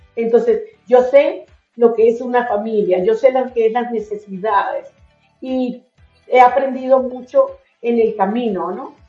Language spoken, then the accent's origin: Spanish; Venezuela; moved away as an adult; also born or lived in Colombia / Miami, United States; now in Utah, United States; me crié en Venezuela aunque soy colombiana